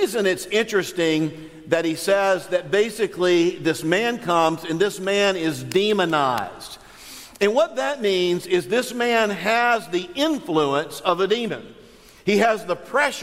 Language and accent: English; Northwest Florida, United States; I'm from Northwest Florida